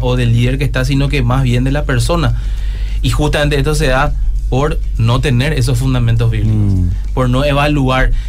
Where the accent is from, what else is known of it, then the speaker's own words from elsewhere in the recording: Coronel Oviedo, Caaguazú, Paraguay; yo soy de Coronel Oviedo